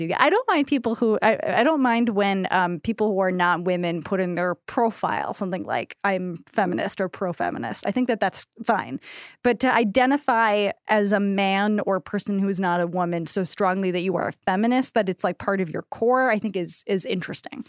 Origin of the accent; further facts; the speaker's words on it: United States; as American women